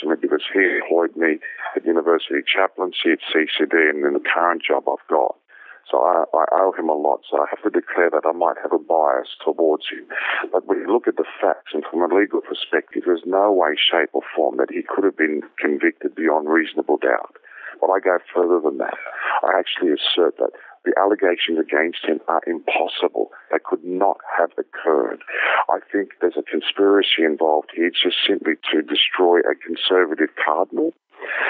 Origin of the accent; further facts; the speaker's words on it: Sydney, New South Wales, Australia; I was born and bred in Sydney, which is why most people think I'm just a native Australian.